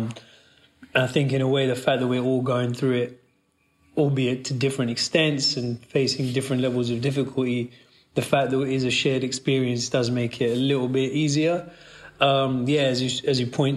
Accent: London, United Kingdom; I was born and raised in Northwest London near Wembley

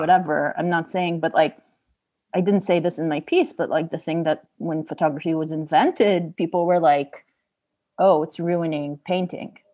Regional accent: Israel; moved away; I'm from Israel

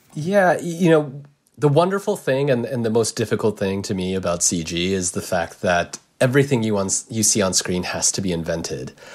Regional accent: United States; I'm Japanese American

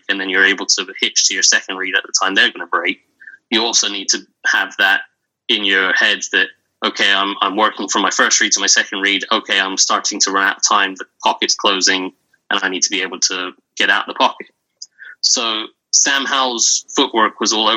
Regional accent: England, United Kingdom; accent: English; if you haven't heard from the accent, I'm English

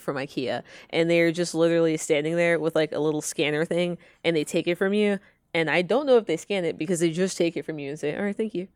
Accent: Atlanta, Georgia, United States; I am from Georgia. I'm from Atlanta

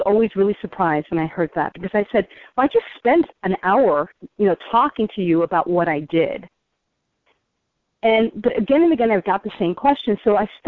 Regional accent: New York, United States; I'm a New Yorker, so New Yorkers speak fast

